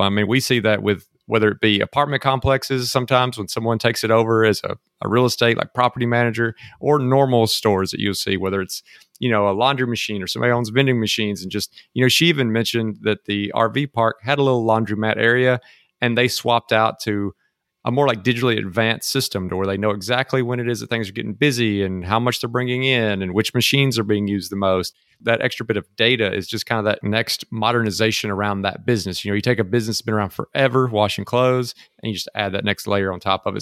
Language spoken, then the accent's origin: English; Mississippi, United States; now in Texas, United States; came back home to Mississippi